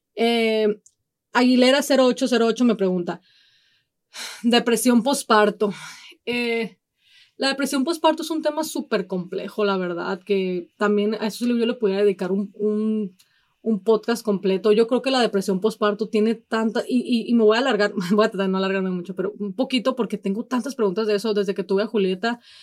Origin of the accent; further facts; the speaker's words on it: Mexico; si somos mexicanos, venimos obviamente de un, de una cultura sumamente machista